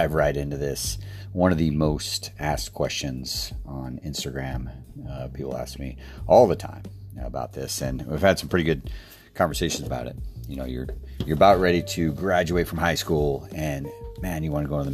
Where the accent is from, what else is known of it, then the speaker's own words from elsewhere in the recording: Fairbanks, Alaska, United States; moved away as an adult; also born or lived in Idaho; As cool as it sounds to live there, it was freezing cold in Fairbanks, Alaska.